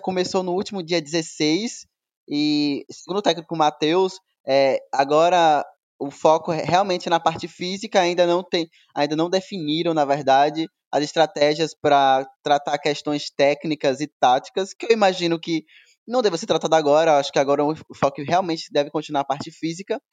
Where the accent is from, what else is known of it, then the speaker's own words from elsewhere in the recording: Bahia, Brazil; also born or lived in Sergipe; eu tô na Bahia, estou na minha terra